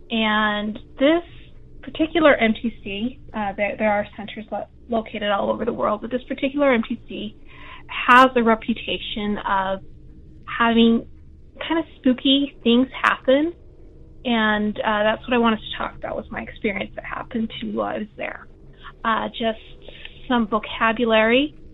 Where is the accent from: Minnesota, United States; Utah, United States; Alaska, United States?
Utah, United States; I'm, like I said, I'm from Utah. I grew up Mormon.